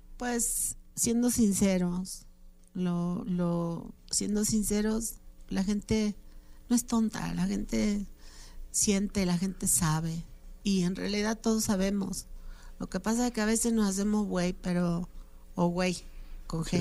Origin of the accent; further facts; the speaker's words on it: Argentina; now in Mexico; mi país, Argentina